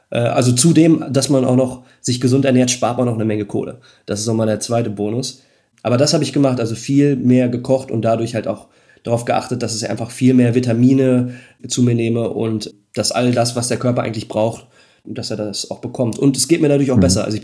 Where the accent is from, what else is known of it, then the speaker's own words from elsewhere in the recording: Netherlands; now in Germany; ich muss sagen, ich komme aus Holland, jetzt nicht die Fahrradhochburg hier, so wie dann vielleicht eine andere Stadt Münster in der Nähe von Holland.